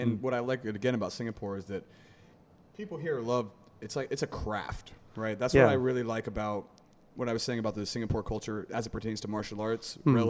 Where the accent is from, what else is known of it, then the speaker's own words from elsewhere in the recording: United States; I mean, I grew up wrestling in America